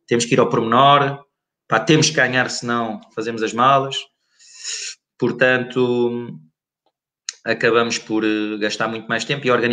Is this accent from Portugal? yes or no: yes; Évora, Alentejo, Portugal; Ele veio do norte, ele veio do norte, eu vim do, de Évora, o Nuno andou em Lisboa